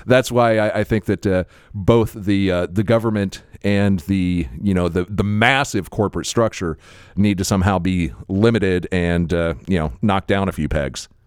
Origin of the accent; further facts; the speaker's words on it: Florida, United States; someone born and raised in Florida